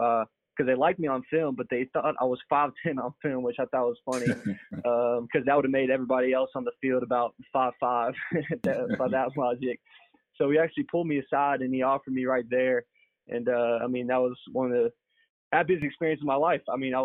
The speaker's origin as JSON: {"language": "English", "town": "Louisville", "region": "Kentucky", "country": "United States", "tie": "born or raised there", "said": "growing up in Louisville"}